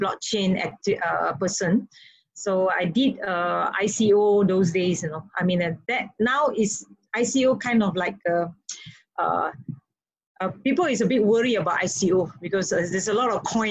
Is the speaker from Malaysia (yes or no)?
yes; Malaysia; now in Indonesia; being a Malaysian, and also very close to Singapore